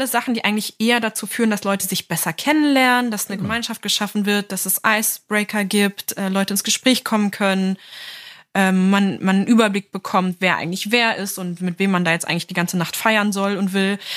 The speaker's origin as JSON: {"language": "German", "region": "Lower Saxony", "country": "Germany", "said": "Niedersachsen, ja, wo ich herkomme."}